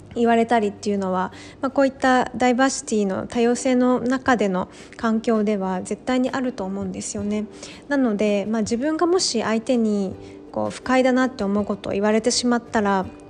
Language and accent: Japanese; Japan; 私のバックグラウンドは日本人で日本で生まれ育ってきて教育も日本でで